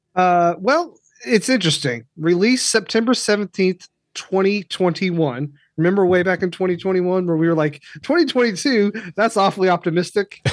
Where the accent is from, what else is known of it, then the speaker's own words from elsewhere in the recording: Kentucky, United States; I grew up in Kentucky, so this televangelist stuff was big where I was